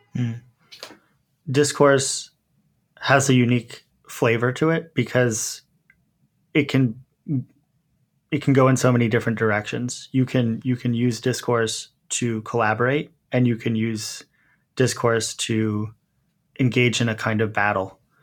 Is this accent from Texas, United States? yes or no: no; Montclair, New Jersey, United States; I grew up in Montclair, which is a relatively sophisticated suburb